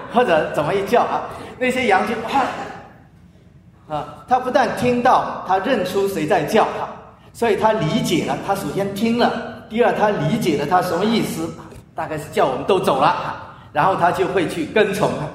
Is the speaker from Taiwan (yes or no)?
no; China; moved away; also born or lived in United States; 我们中国人